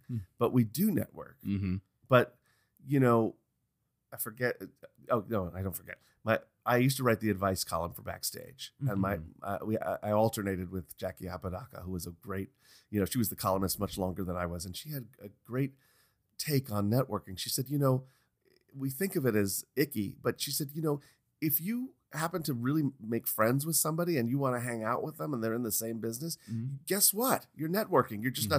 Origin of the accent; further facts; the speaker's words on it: New York, United States; we're both from New York.